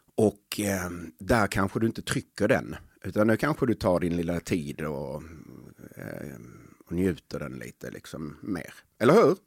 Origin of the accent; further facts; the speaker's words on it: Helsingborg, Skåne, Sweden; jag är uppväxt på Dalhem i Helsingborg, ett tufft område.